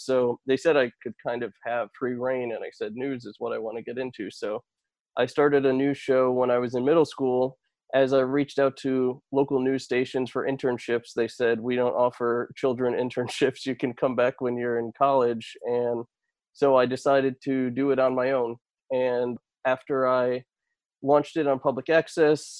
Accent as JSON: {"language": "English", "region": "Connecticut", "country": "United States", "tie": "born or raised there", "said": "Fox 61, my hometown station"}